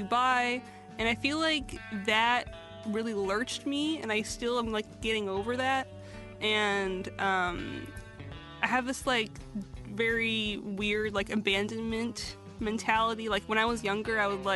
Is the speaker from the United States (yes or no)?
yes; United States; I'm Syrian American